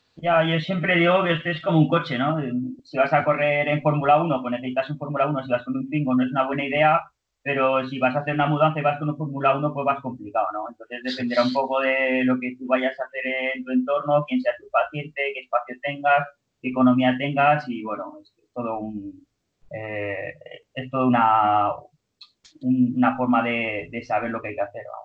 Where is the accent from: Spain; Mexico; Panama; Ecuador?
Spain; Zaragoza, Aragon; also born or lived in Barcelona; Yo soy de Zaragoza y hice primero fisioterapia aquí en la Universidad de Zaragoza